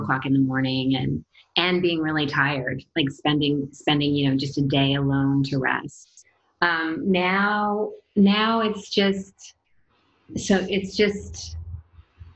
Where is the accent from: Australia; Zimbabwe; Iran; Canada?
Canada; now in Los Angeles, United States; I'm Canadian